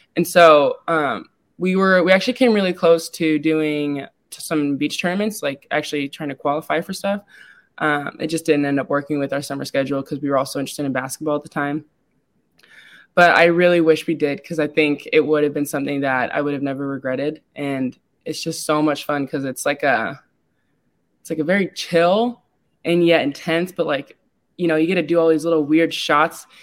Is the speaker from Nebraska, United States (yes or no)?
yes; Lincoln, Nebraska, United States; also born or lived in San Antonio, Texas; I was born in San Antonio, Texas, and though I wasn't raised there, I would consider myself to have been raised in Lincoln